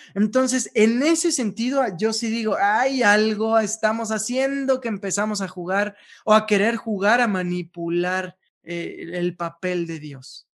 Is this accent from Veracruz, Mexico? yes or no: yes; Veracruz, Mexico; now in Mexico City, Mexico; yo soy de Veracruz